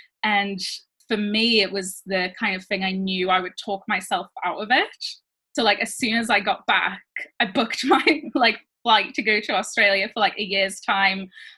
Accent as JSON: {"language": "English", "country": "France", "tie": "born or raised there", "also_born_or_lived": "Switzerland", "moved": "as an adult", "lives_now": "United Kingdom", "said": "So I grew up in France and Switzerland as a child, like a teenager, and then I moved to the UK when I was 18, but my parents are from the UK."}